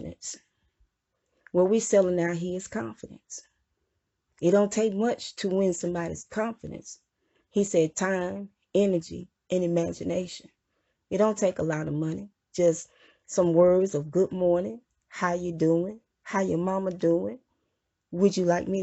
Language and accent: English; Mississippi, United States; I was from Mississippi, I was born in Mississippi